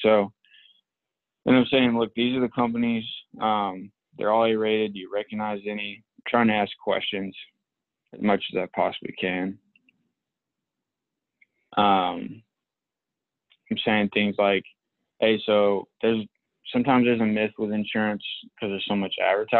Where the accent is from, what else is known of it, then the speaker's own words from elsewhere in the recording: Palestine; moved away; I grew up in Palestine